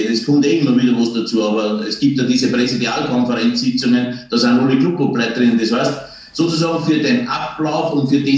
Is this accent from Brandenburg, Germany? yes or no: no; Passau, Bavaria, Germany; born there; daher bin ich in der Säuglingsklinik in Passau geboren, weil, man, weil die ganze Familie krankenversichert war in Deutschland, also in Bayern.